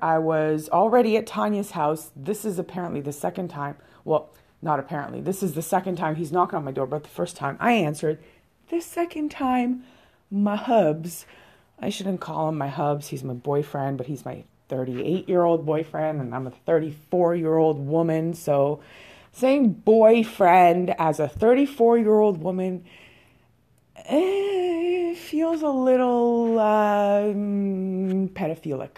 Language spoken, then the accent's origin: English; Canada; I am Canadian, so our second language is français.